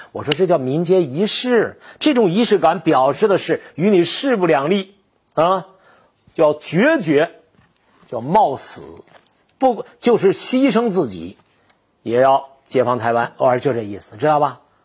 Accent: Longkou, Shandong, China; 我是山东龙口，我过去叫黄县

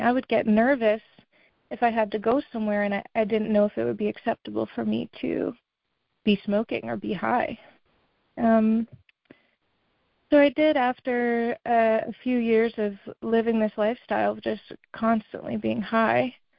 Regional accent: Massachusetts, United States; I'm from Massachusetts

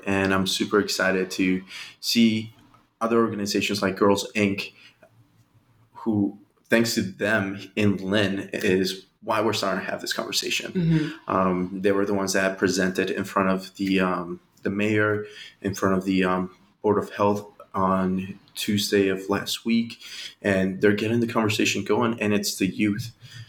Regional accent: Colombia; now in Revere, United States; We came in 99 and we're originally from Colombia. And that was the first place where we were living at. It was Revere.

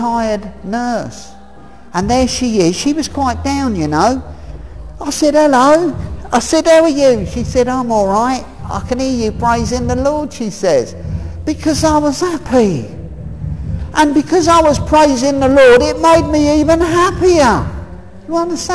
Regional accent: Hemel Hempstead, East of England, United Kingdom; I'm from Hemel Hempstead

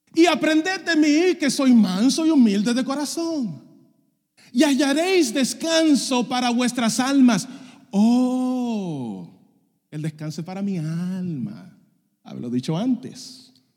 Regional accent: Dominican Republic; also born or lived in Puerto Rico; Yo soy dominicano

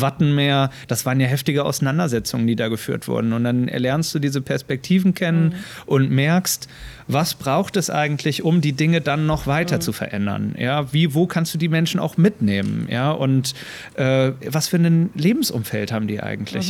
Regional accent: near the inner-German border, Lower Saxony, Germany; moved away as an adult; also born or lived in Bremen; now in Schleswig-Holstein, Germany; ich bin in der Nähe ähm, von der innerdeutschen Grenze aufgewachsen in Niedersachsen

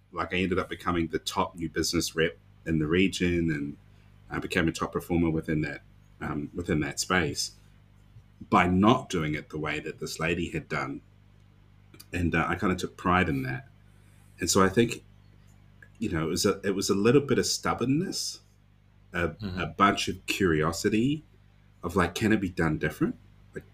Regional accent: Dunedin, Otago, New Zealand; my hometown of Dunedin

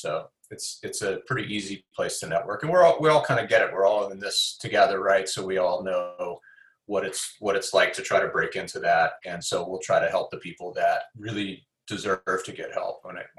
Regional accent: Midwest, United States; now in Pasadena, United States; especially as a Midwesterner. You know, I can kind of, you know, live in a, you know, I live in Pasadena, so it's a little suburban and quiet and there's trees

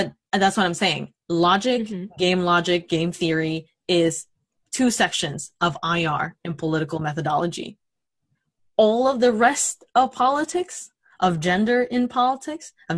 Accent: Mexico; moved away; I grew up in Mexico

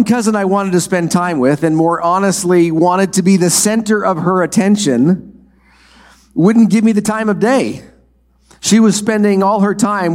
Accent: Minnesota, United States; The farm I grew up on in Minnesota is a four-generation farm

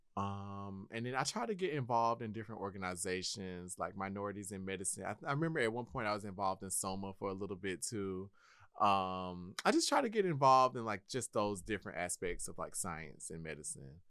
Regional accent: Milledgeville, Georgia, United States; also born or lived in Kennesaw, Georgia; Originally, I was born and raised in Milledgeville, Georgia

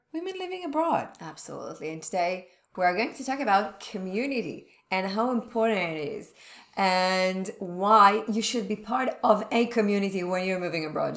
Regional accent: Israel; moved away; I we come from Israel

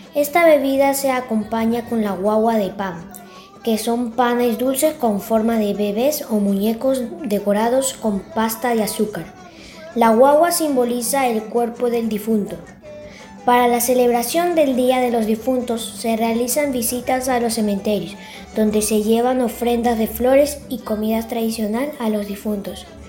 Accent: Guayaquil, Guayas, Ecuador; tengo 11 años, soy de Guayaquil, Ecuador.

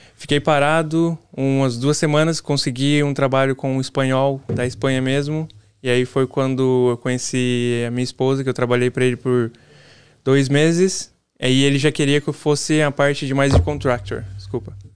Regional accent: São Paulo, Brazil; moved away as an adult; also born or lived in Ilhéus, Bahia / Pindamonhangaba, São Paulo; now in Massachusetts, United States; Eu sou de São Paulo, nascido em Ilhéus, mas vivi em São Paulo minha vida toda

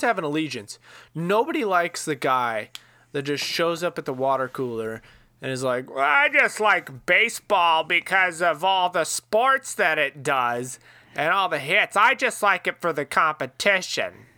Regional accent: Iowa, United States; I'm from Iowa

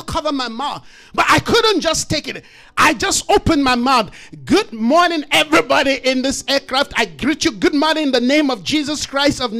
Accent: Jos, Plateau, Nigeria; moved away; I grew up in Jos, Nigeria

